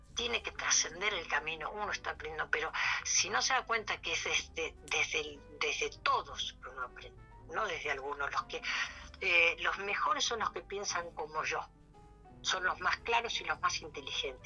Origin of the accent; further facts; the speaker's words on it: Mercedes, Buenos Aires Province, Argentina; la casa de mis padres en mi pueblo en Mercedes